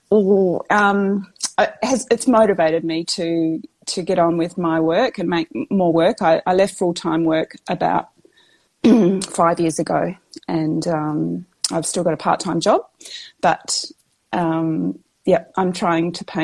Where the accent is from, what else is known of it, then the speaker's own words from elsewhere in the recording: Western Australia, Australia; I'm West Australian. I live in down near Margaret River. You might have heard of Margaret River area, down in the southwest of Western Australia. Um, I am, well, I've just passed 50